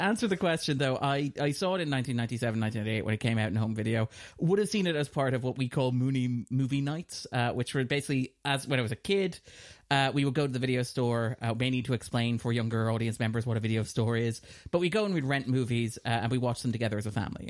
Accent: Ireland; we're a smaller nation

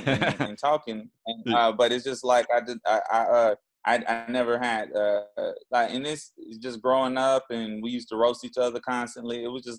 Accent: Jacksonville, Florida, United States; Jacksonville, Florida.

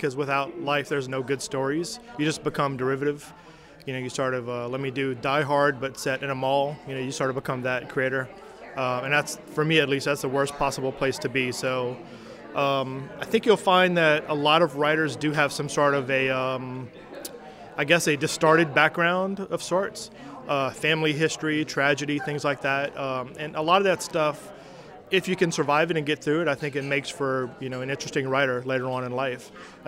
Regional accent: Thibodaux, Louisiana, United States; moved away as an adult; now in Acadiana, United States; I was born and raised in Thibodaux

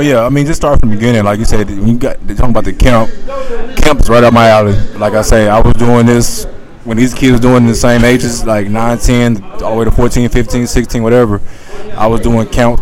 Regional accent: Houston, Texas, United States; growing up in Houston, you see these stars

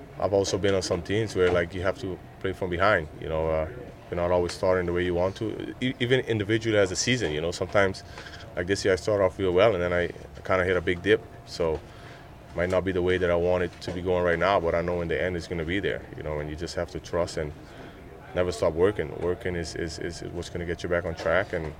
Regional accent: Aruba; moved away; I'm from Aruba

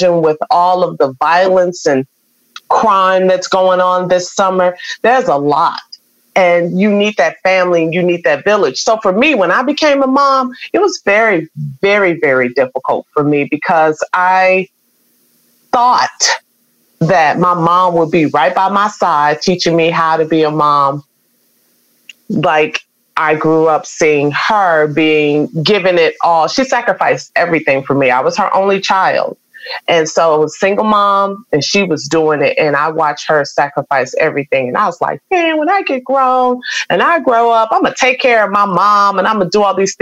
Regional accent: Chicago, Illinois, United States; moved away; also born or lived in Houston, Texas; I was born in Chicago

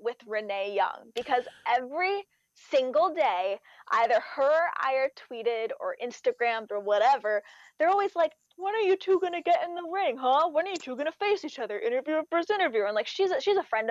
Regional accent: Canada; I'm Canadian

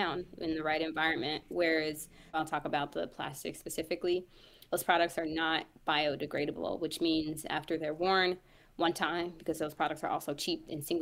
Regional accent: Kansas City, United States; also born or lived in St. Louis, Missouri; I'm from Kansas City, but we're based in St. Louis

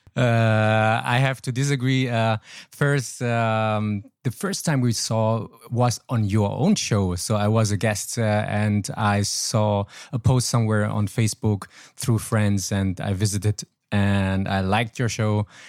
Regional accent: Troisdorf, North Rhine-Westphalia, Germany; moved away as an adult; also born or lived in Laos / Hanoi, Vietnam; now in Vietnam; south of Cologne where I was living, um, thirty-three years. So, it was my hometown, still ho-, my hometown

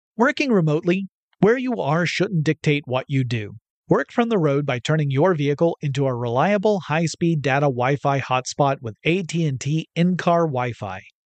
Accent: United States; I'm American

